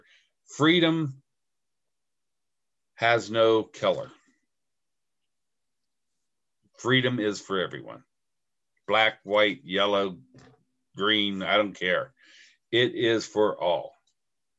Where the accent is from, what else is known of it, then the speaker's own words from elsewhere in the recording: United States; I'm proud to be an American. I'm proud to be living in this country right now.